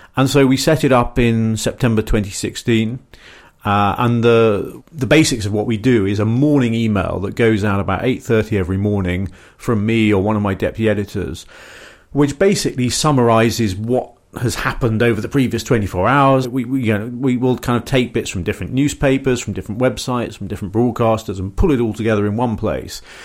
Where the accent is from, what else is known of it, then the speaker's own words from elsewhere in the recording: Surrey, South East England, United Kingdom; accent: middle class South of England; I come from Surrey